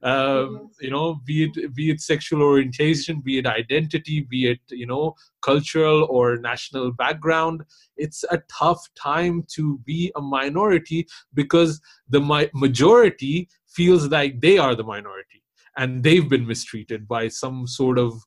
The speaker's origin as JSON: {"language": "English", "country": "Pakistan", "said": "I'm also Pakistani"}